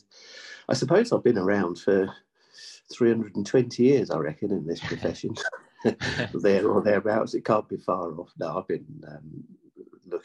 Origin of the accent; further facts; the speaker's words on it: North Wales, United Kingdom; We're from North Wales as a family. We had a dairy farm. So I was brought up on an outside life, milking cows